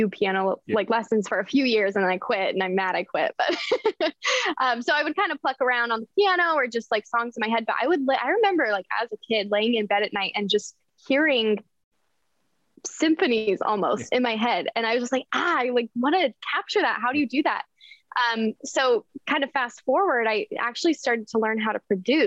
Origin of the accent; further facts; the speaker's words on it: Denver, Colorado, United States; moved away as an adult; also born or lived in Lehi, Utah; now in Los Angeles, United States; I grew up in Denver. I lived in Utah for a little bit and then moved here